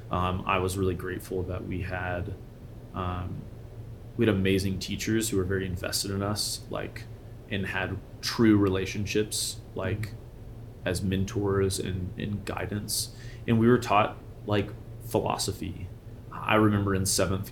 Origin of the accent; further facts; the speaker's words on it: Memphis, Tennessee, United States; moved away as an adult; also born or lived in Pacific Northwest; now in Colorado, United States; I was raised in Memphis, Tennessee, which is an amazing city